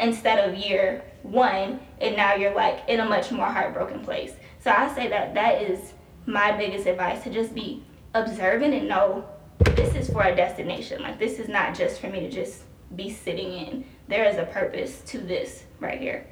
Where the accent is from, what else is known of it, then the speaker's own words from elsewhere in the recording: Chicago, Illinois, United States; moved away as an adult; now in Columbus, United States; I'm originally from Chicago.